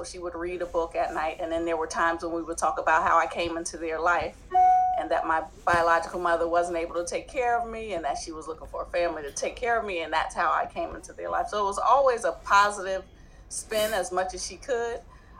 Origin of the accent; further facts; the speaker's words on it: New Jersey, United States; accent: southern twang; I'm from New Jersey. My adopted mother is from the South. My adopted father is from Pennsylvania.